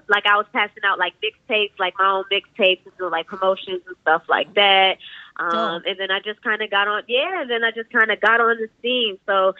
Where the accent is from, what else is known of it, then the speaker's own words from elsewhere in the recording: Cambridge, Massachusetts, United States; also born or lived in Atlanta, United States; I'm from Cambridge, technically. I know I kind of just popped up on the scene kind of willy-nilly. So I originally used to live in Atlanta. I moved to Cambridge and did like 7th grade to 12th grade out here.